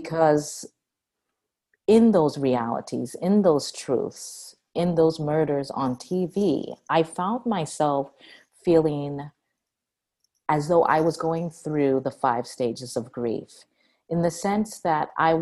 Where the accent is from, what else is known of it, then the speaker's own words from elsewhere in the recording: Cambridge, Massachusetts, United States; I was born in Cambridge, Massachusetts